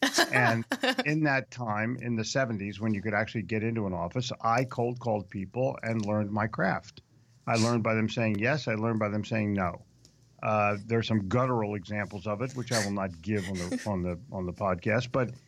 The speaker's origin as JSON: {"language": "English", "town": "Philadelphia", "region": "Pennsylvania", "country": "United States", "also_born_or_lived": "New York", "said": "I'm from Philly."}